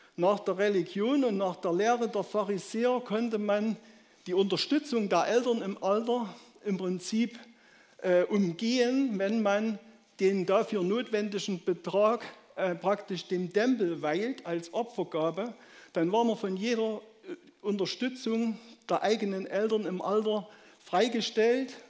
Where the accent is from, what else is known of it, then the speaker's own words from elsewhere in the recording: Saxony, Germany; accent: Saxon; meinen sächsischen Dialekt